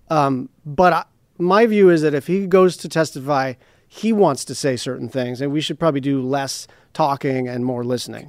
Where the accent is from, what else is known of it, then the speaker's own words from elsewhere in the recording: Hawaii, United States; I come from Hawaii